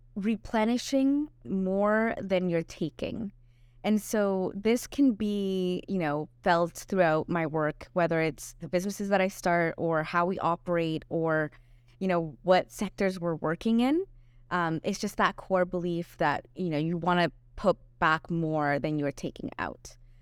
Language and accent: English; Puerto Ordaz, Bolívar, Venezuela; Well, I grew up in Puerto Ordaz, but I had family all over, so we traveled a bit.